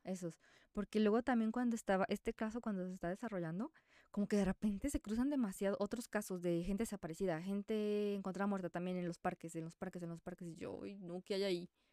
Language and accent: Spanish; Mexico; soy mexicana